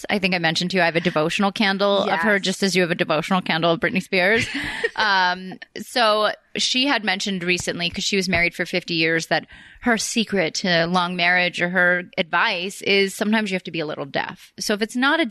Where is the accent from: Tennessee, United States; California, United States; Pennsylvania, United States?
Pennsylvania, United States; Philadelphia; I'm from Philly. I'm from right by Jersey.